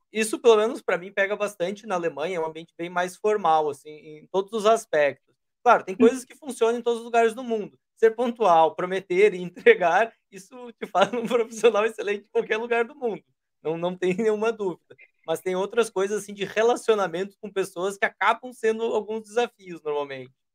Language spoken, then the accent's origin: Portuguese; Brazil; nós somos brasileiros